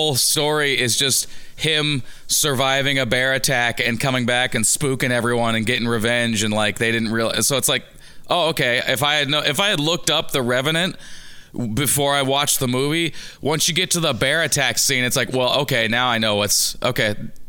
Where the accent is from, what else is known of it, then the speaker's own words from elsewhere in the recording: Scotland, United Kingdom; I'm from Scotland now. You mean like me? Scotland. It's Scotland.